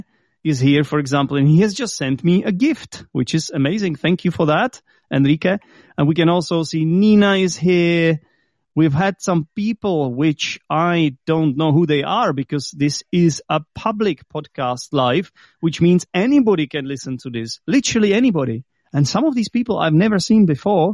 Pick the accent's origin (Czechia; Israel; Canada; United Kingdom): Czechia; first language Czech; English is a second language; my first language. That's in Czech